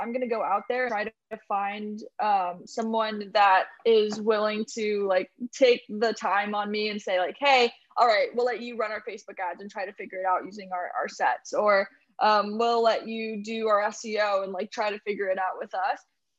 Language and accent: English; Morgantown, West Virginia, United States; Morgantown, West Virginia.